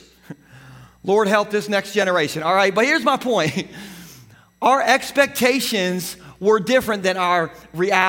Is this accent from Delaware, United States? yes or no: yes; Gumboro, Delaware, United States; I grew up in Gumboro